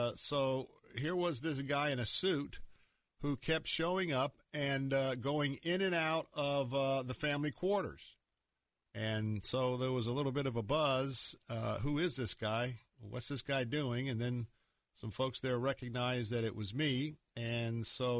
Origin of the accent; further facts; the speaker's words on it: the South, United States; accent: Southern; now in Tampa, United States; I'm certainly Southerner